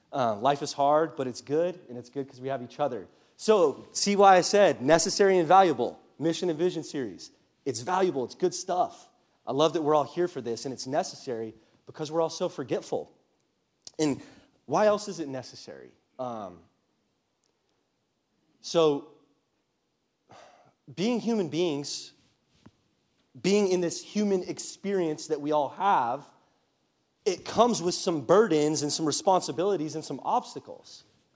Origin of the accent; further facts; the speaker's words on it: California, United States; So for those of you that know my story, I grew up in Southern California and then went to a private Christian university.